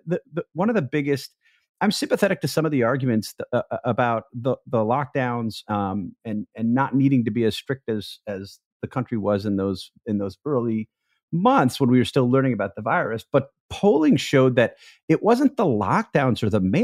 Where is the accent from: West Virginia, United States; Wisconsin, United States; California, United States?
Wisconsin, United States; my home state of Wisconsin